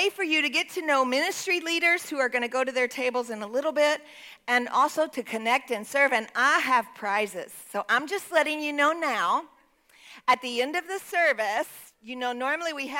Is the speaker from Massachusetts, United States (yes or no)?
no; Texas, United States; I'm from Texas